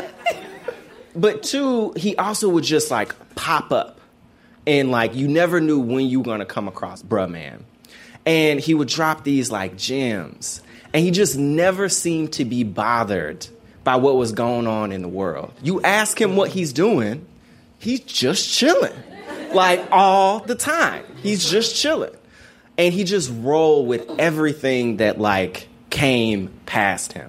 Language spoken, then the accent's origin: English; Memphis, Tennessee, United States; growing up in Memphis